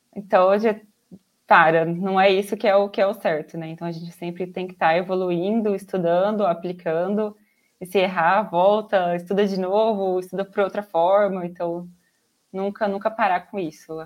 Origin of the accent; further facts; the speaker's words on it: Araçatuba, São Paulo, Brazil; eu sou de Araçatuba, interior de São Paulo. É, nasci aqui, moro aqui